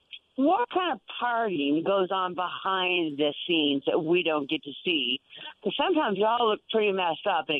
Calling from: Prosser, Washington, United States; I'm calling from Yakima Valley, Prosser, Washington, wine and weed country.

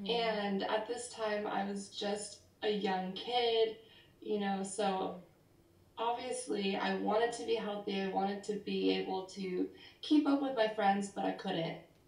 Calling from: Davis, California, United States; I'm calling in from Davis, California. This is my dorm room at UC Davis.

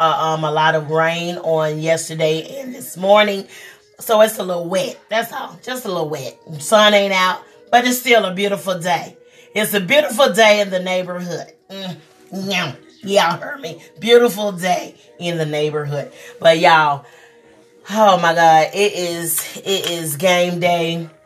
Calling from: South Carolina, United States; I am coming here from South Carolina. South Carolina.

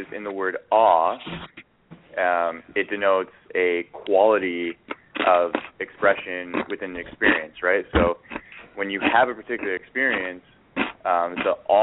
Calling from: Edmonton, Alberta, Canada; I'm calling in from Edmonton, Alberta, Canada

